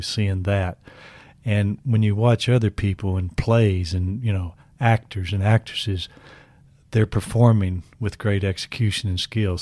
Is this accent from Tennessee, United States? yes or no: yes; Kingston, Tennessee, United States; I grew up in Kingston, Tennessee, about 40 miles from Knoxville